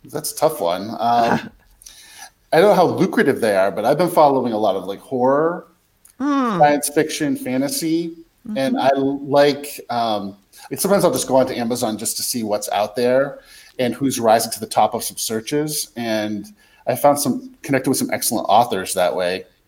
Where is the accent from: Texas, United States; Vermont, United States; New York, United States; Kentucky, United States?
Vermont, United States; moved away as an adult; also born or lived in Boston area, Massachusetts; I grew up in Vermont, but I, I, spent a decade in the Boston area